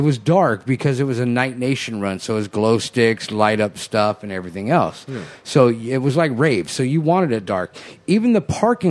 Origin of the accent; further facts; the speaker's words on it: Guadalajara, Jalisco, Mexico; That's my hometown, yo.